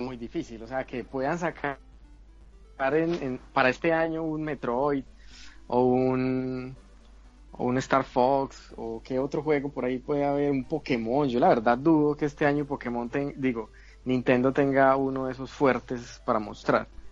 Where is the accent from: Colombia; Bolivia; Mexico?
Colombia; Medellín, Antioquia; aguantando calor por acá en mi tierra, Medellín, Colombia